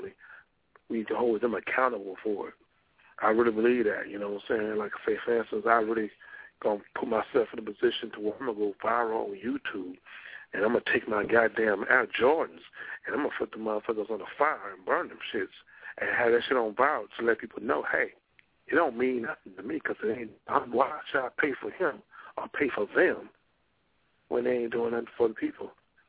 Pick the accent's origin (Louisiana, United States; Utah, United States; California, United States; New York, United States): Louisiana, United States; moved away; I go down to my hometown